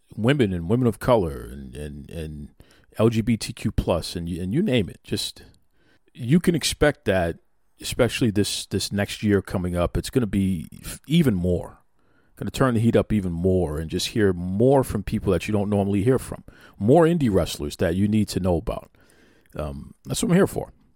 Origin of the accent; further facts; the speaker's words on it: Boston, Massachusetts, United States; I grew up on Teddy Long and, and here in Boston, um, I was fortunate enough to have cable television very, very early